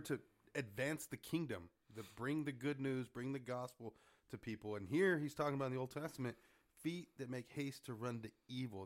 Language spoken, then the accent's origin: English; Harlingen, Texas, United States; I'm from Harlingen